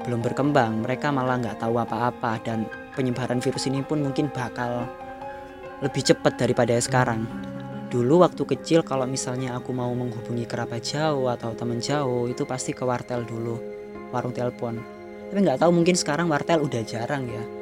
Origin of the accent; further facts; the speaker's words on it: Surabaya, East Java, Indonesia; accent: Surabaya Javanese; first language Javanese; Indonesian is a second language; karena bahasa Jawa itu bahasa ibuku lebih tepatnya bahasa Surabayaan lah soalnya aku orang Surabaya ketok kan medok